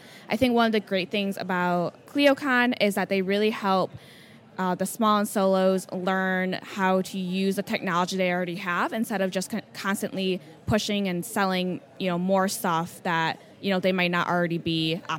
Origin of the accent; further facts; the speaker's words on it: California, United States; I'm an attorney from the Bay Area.